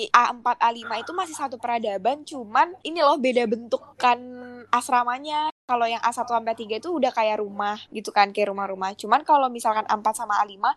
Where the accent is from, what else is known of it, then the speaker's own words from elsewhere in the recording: Banyuwangi, East Java, Indonesia; jadi hitungannya tuh di di satu kamar tuh kan ada empat ya gue dari Banyuwangi temen gue dari Jakarta